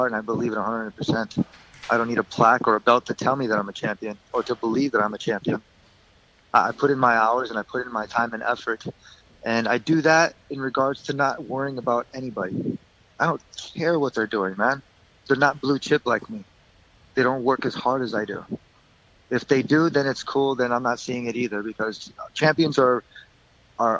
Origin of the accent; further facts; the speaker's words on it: Michigan, United States; moved away; Growing up in Michigan, I was near the Great Lakes